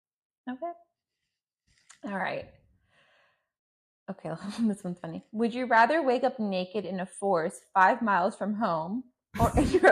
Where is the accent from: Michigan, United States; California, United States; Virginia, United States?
California, United States; Hawthorne; moved away as an adult; now in Orange County, United States; I am a Middle Eastern, so I'm Palestinian and Jordanian, mm-hmm. and I was raised in Hawthorne, California.